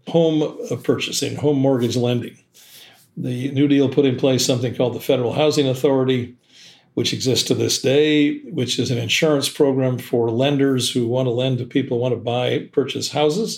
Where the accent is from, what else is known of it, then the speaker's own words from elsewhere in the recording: Seattle, Washington, United States; my hometown of Seattle